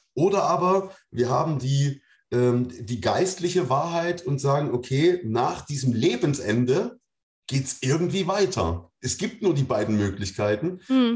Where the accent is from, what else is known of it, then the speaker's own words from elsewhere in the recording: Germany; Ich komme aus der DDR, da gibt es keinen Gott.